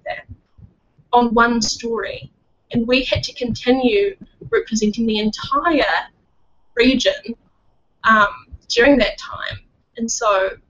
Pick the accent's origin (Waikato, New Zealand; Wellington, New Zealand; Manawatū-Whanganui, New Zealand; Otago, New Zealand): Wellington, New Zealand; moved away as an adult; now in Auckland, New Zealand; I grew up born and raised Wellingtonian. I lived there for 22 years.